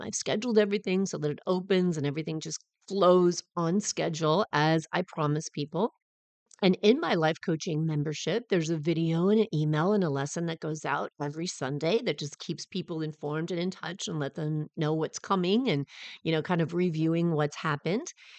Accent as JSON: {"language": "English", "region": "Southern California", "country": "United States", "said": "I'm from Southern California"}